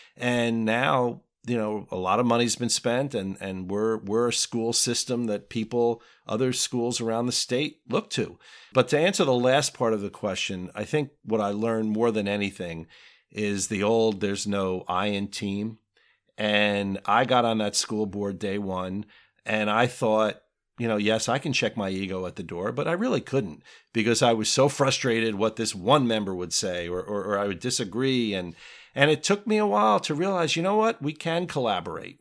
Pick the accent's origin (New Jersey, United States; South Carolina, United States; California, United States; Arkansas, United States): New Jersey, United States; Springfield; also born or lived in Westfield, New Jersey; I grew up not far from here in Springfield, New Jersey